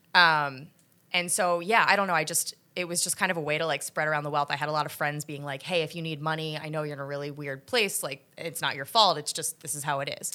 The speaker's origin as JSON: {"language": "English", "region": "New Jersey", "country": "United States", "tie": "born or raised there", "also_born_or_lived": "New York City / Philadelphia", "lives_now": "New York, United States", "said": "I was born here, but I moved down to South Jersey and went to college in Philly"}